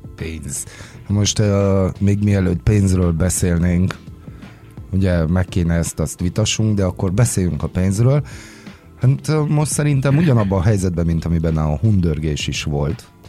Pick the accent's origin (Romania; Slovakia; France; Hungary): Romania; Transylvanian Hungarians; mint erdélyi magyarok